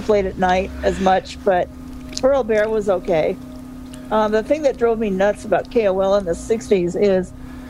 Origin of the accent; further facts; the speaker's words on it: Kent, Washington, United States; I'm from Kent, Washington.